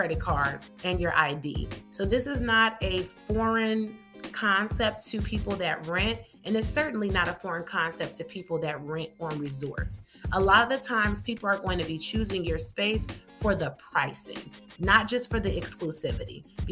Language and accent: English; Chicago, Illinois, United States; I'm from Chicago